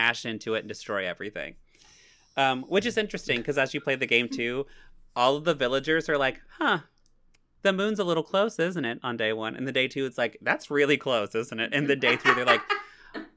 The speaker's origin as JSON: {"language": "English", "region": "Missouri", "country": "United States", "said": "I am so strongly from Missouri that it's Missouri"}